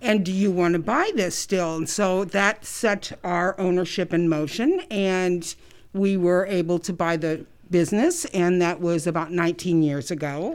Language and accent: English; South Bend, Indiana, United States; moved away as an adult; now in Muncie, United States; I, um, was born and raised in South Bend.